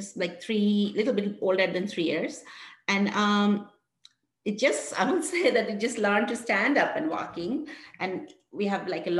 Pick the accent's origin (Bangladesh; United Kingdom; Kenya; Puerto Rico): Bangladesh; moved away as an adult; now in West Virginia, United States; I'm originally from Bangladesh, one of the poorest country in the world